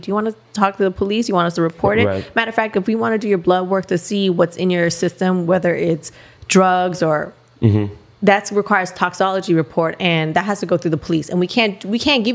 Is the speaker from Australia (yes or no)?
no; Canada; moved away as an adult; also born or lived in Miami; now in United States; I'm Canadian and yes, I'm working in America